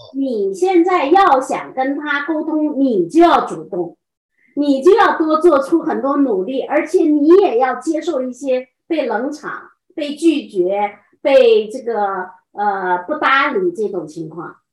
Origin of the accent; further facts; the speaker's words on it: China; moved away as an adult; now in Pennsylvania, United States; 我们中国人